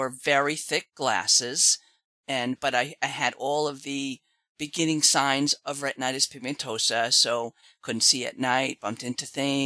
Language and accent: English; Mamaroneck, New York, United States; I am from New York. Grew up in a little town called Mamaroneck